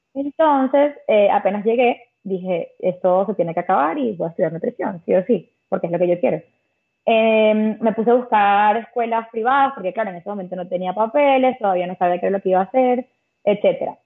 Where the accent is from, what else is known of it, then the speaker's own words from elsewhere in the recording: Caracas, Capital District, Venezuela; moved away as an adult; also born or lived in Malta; now in Spain; yo soy de Caracas